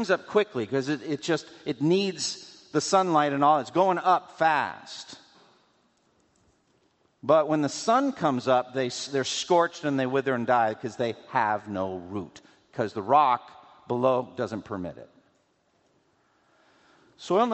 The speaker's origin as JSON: {"language": "English", "region": "New England", "country": "United States", "tie": "born or raised there", "said": "I grew up in New England"}